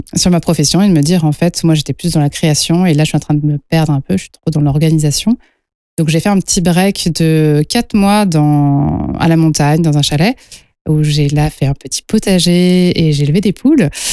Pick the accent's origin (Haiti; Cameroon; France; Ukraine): France; Lyon, Auvergne-Rhône-Alpes; je suis lyonnaise à la base, euh, donc euh, les tissus lyonnais, ça a été toute mon éducation